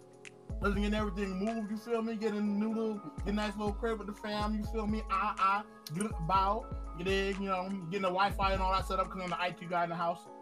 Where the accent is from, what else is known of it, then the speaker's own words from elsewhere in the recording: Apopka, Florida, United States; also born or lived in Long Island, New York; I'm from Florida, Apopka, to be specific. But I was born in Long Island, New York.